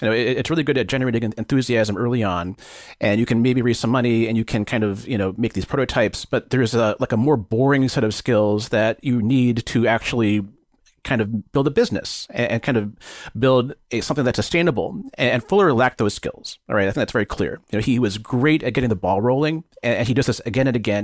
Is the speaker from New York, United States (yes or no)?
no; Bay Area, California, United States; growing up in the Bay Area